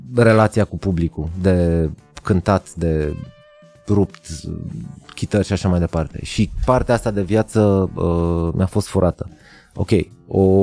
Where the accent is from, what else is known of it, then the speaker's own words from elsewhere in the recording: Arad, Arad County, Romania; am crescut la Arad